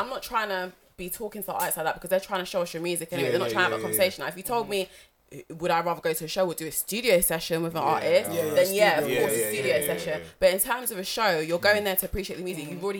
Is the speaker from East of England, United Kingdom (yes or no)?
no; Barnet, London, United Kingdom; I'm from Barnet.